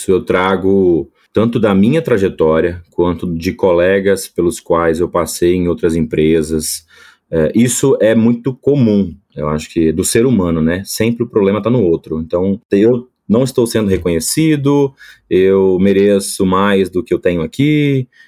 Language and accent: Portuguese; Espírito Santo, Brazil; é impossível descobrir que eu sou capixaba, né? Mas sou natural do Espírito Santo